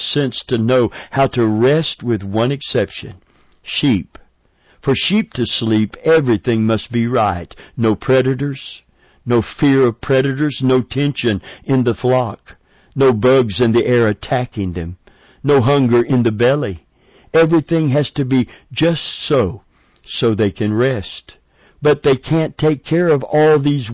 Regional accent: Middlesboro, Kentucky, United States; near where I was born in Middlesboro, Kentucky

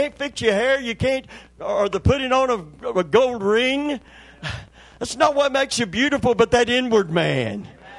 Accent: Kentucky, United States; moved away; I'm from Kentucky originally

